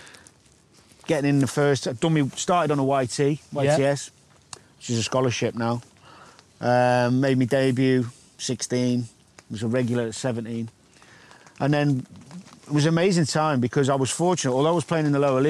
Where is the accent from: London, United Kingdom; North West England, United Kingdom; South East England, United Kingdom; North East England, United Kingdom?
North West England, United Kingdom; Chester; I was from Chester